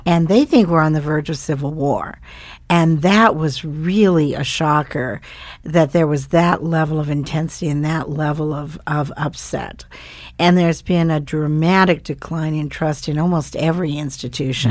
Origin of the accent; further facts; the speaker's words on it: Bozeman, Montana, United States; moved away as an adult; I grew up, uh, between, on a ranch between Livingston and Bozeman, and they were ranchers.